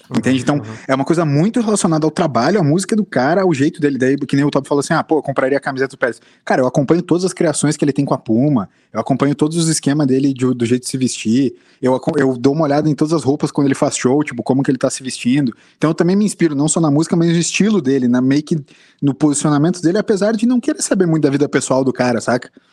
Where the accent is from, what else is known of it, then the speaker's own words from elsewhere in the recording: Brazil; como brasileiro